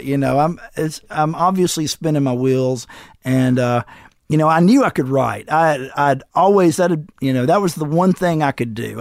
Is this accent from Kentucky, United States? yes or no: no; Florence, Alabama, United States; I got in the college in my hometown